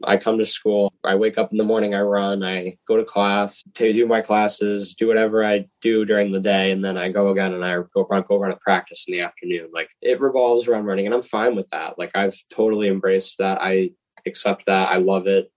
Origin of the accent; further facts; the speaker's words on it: Groton, Massachusetts, United States; I'm from Groton, Massachusetts